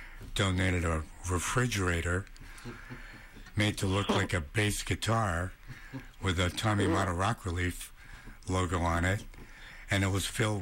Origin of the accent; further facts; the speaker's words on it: Independence, Ohio, United States; I grew up in Independence here in Cleveland.